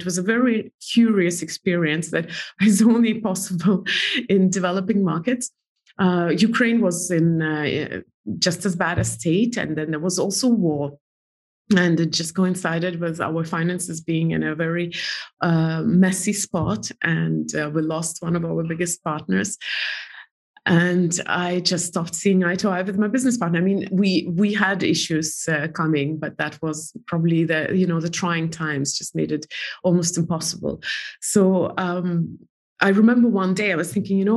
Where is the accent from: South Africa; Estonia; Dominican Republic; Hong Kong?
Estonia; moved away as an adult; now in New York, United States; I'm from Estonia. I don't even know Russia very well. I speak Russian language well